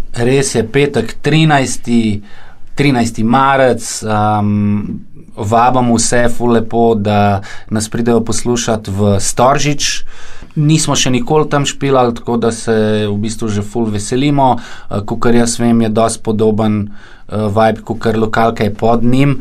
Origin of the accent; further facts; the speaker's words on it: Ljubljana, Slovenia; prihajam iz Dravel